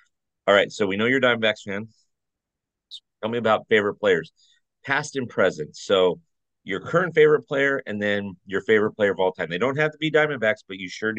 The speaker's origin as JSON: {"language": "English", "area": "Orange County", "region": "California", "country": "United States", "tie": "born or raised there", "said": "I remember in Anaheim, because I grew up in Orange County, even though I'm a Dodger fan."}